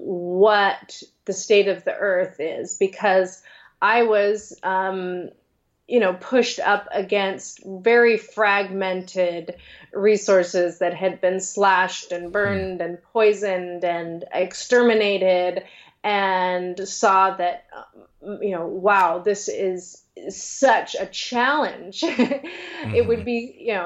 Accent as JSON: {"language": "English", "region": "Western Washington", "country": "United States", "tie": "born or raised there", "moved": "yes", "lives_now": "California, United States", "said": "where I grew up in Western Washington"}